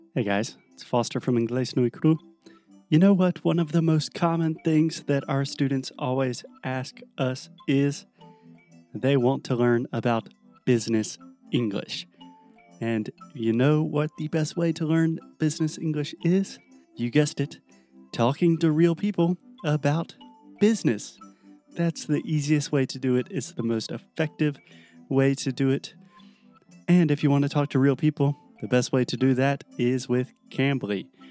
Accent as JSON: {"language": "English", "country": "United States", "said": "I'm American"}